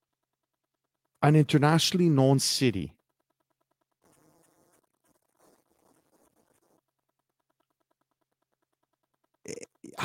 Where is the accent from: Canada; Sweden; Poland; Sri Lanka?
Canada; Montreal, Quebec; I come from Montreal, Quebec